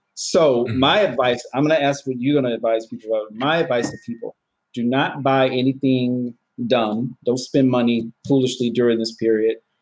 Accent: Georgia, United States; my home state. The state of Georgia

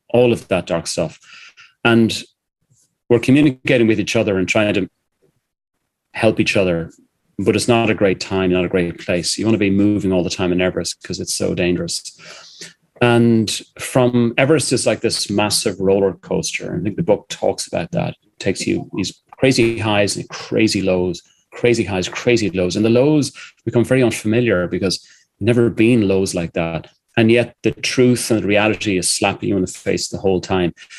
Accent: Ireland; I'm an Irishman

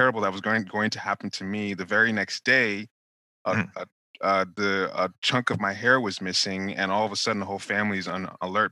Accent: Nigeria; moved away; growing up in Nigeria where people would go to medicine doctors

